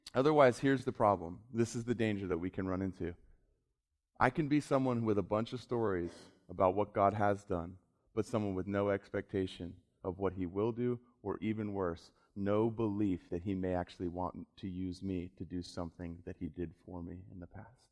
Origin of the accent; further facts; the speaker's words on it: South Florida, United States; I grew up in South Florida.